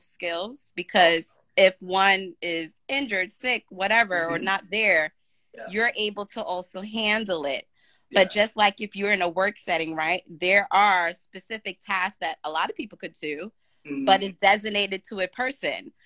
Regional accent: New York, United States; I'm from New York

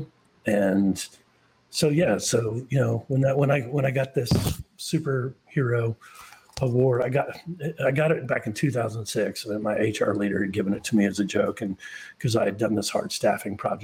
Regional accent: Charleston, South Carolina, United States; moved away; I grew up in Charleston, South Carolina.

